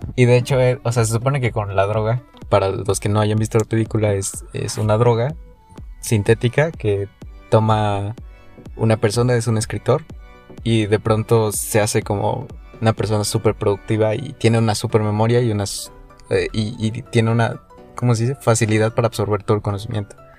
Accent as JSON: {"language": "Spanish", "country": "Mexico", "said": "Yo soy promedio. Soy el promedio mexicano."}